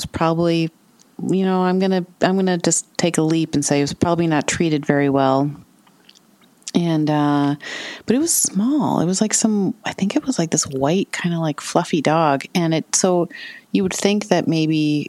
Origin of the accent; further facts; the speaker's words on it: St. Paul, Minnesota, United States; now in Asbury Park, United States; I was born in Minneapolis, but I grew up in St. Paul, the city of St. Paul proper, right on what's called the West Side, across from downtown St. Paul